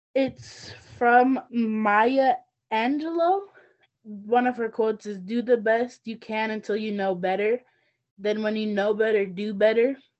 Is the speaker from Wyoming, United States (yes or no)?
yes; Northern Arapaho, Wyoming, United States; I come from the Northern Arapaho tribe.